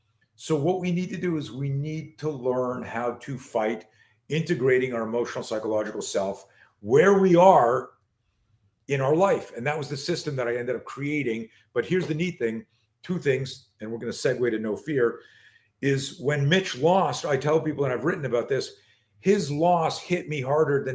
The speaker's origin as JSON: {"language": "English", "country": "Canada", "tie": "born or raised there", "moved": "as an adult", "lives_now": "United States", "said": "I grew up in Canada"}